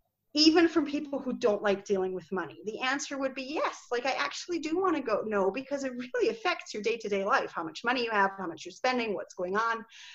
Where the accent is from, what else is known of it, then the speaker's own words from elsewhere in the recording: Scotland, United Kingdom; accent: Scottish; I've sort of lost my Scottish accent. Most people think I'm American already, but I think your office manager probably sounds more Scottish than I do.